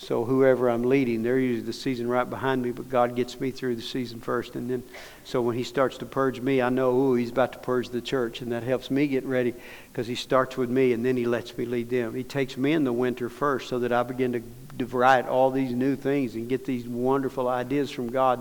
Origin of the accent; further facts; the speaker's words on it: Dallas, Texas, United States; I'm from Dallas